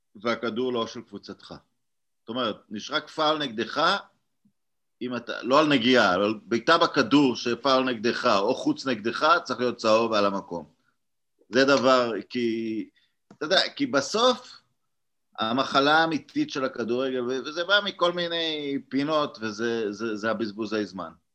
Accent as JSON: {"language": "Hebrew", "country": "Israel", "moved": "yes", "lives_now": "Hungary", "said": "כישראלים אה, יש לנו, וגם כמי שגר בהוגריה"}